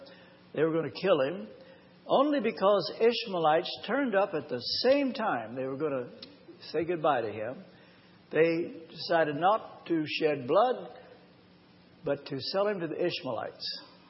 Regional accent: Kentucky, United States; now in Tennessee, United States; I'm from Kentucky.

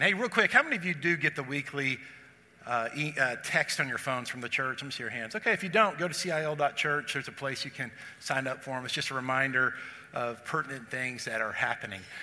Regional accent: Texas, United States; For those of us who grew up in the South, I grew up in Texas.

